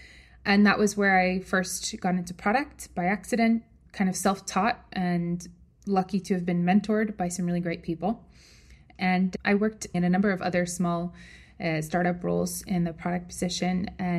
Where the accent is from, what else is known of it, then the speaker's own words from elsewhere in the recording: New York, United States; moved away as an adult; also born or lived in San Francisco; I'm originally from New York, and like any good New Yorker, I decided to study finance and work on Wall Street.